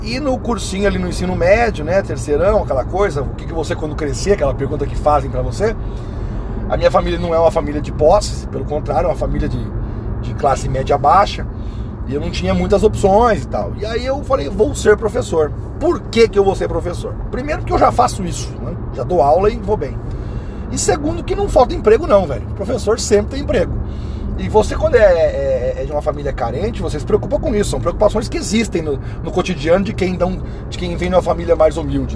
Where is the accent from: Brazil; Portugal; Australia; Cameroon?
Brazil; Palmas, Paraná; eu nasci em Palmas, no Paraná, tem 30 mil habitantes, cidade maravilhosa, amo aquele local